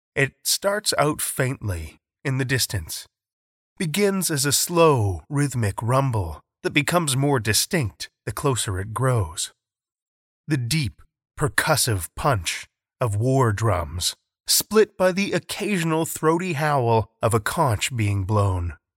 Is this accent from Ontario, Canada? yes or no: no; Saskatoon, Saskatchewan, Canada; my hometown of Saskatoon